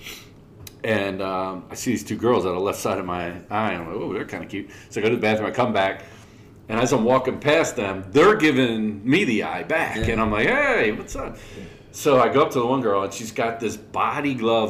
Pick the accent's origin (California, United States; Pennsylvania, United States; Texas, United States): Pennsylvania, United States; Philadelphia; We're from Philly.